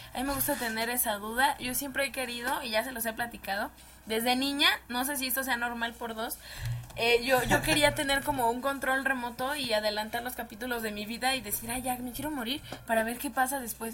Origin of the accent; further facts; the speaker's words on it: Mexico; Los mexicanos